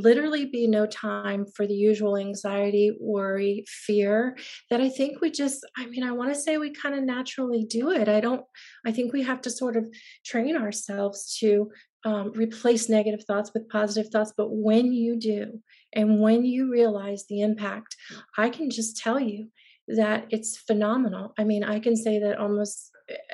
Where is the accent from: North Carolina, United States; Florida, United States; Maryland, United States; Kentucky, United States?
Florida, United States; Tampa; moved away as an adult; now in Nashville, United States; I had been, as you said, born and raised in Tampa, and I'd waited quite a while to get to Nashville.